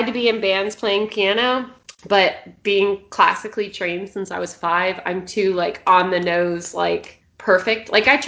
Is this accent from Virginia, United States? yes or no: yes; Richmond, Virginia, United States; moved away; I'm from Richmond